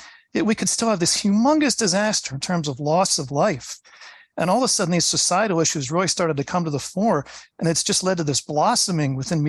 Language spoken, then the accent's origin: English; Pennsylvania, United States; also born or lived in Atlanta, Georgia; I grew up in Pennsylvania, where there's this great show called Weather World, done out of Penn State every day.